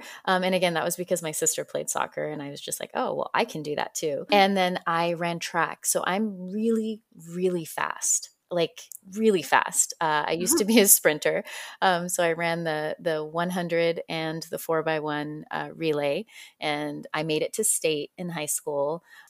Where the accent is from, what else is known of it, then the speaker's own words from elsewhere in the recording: Fresno, California, United States; Yeah, I spent most of my time in Fresno.